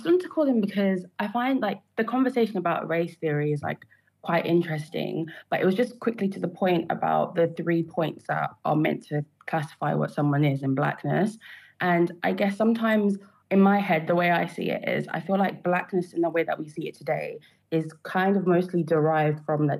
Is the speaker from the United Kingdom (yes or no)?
yes; United Kingdom; if I go and I fill out a census, I will say I'm Black British. Mm-hmm. But I know in myself, whilst I am Black British, again, it goes down to I'm my tribe first. I'm from the country I am next.